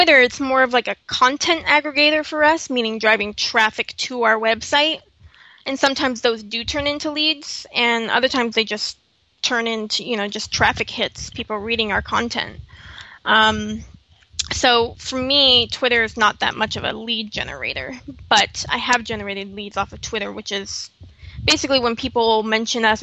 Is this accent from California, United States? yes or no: yes; Los Angeles, California, United States; moved away as an adult; I moved out here from Los Angeles, which I'm from, born and raised